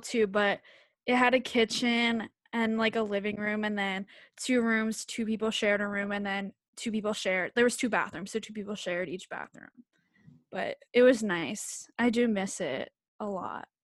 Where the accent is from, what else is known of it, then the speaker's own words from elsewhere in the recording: Bucks County, Pennsylvania, United States; also born or lived in Philadelphia; I'm from Bucks County, P A, it's, like, an, probably, like, an hour from Philly